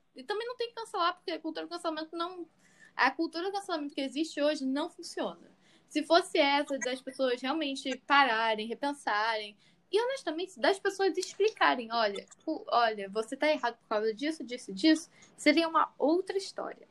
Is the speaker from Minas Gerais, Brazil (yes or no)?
no; Rio de Janeiro, Brazil; eu sou do Rio de Janeiro